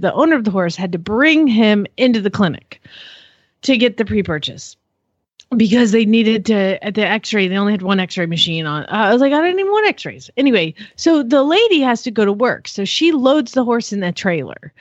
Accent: United States; I hate being American right now.

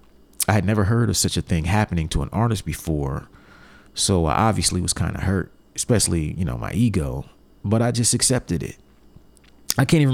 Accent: Columbus, Ohio, United States; back in Columbus, my hometown

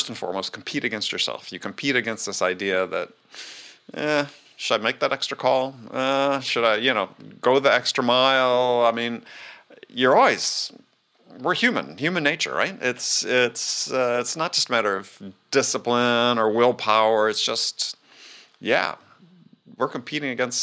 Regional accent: Wisconsin, United States; I come from Wisconsin, big deer hunting place

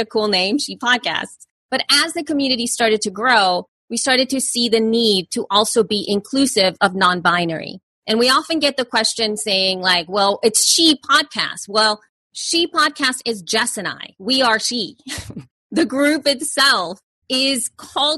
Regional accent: El Salvador; moved away; I'm an immigrant from El Salvador.

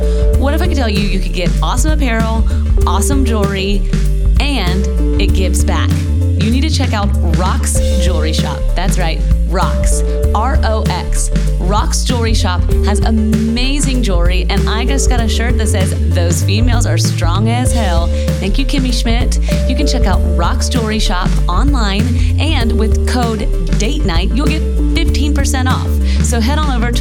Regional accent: Middle Tennessee, United States; we are from Middle Tennessee

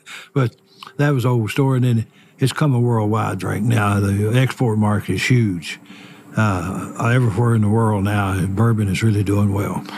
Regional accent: Lawrenceburg, Kentucky, United States; I was born and raised here in Lawrenceburg, Anderson County

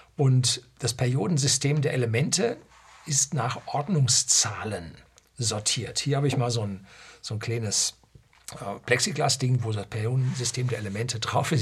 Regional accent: Germany; bei uns in Deutschland

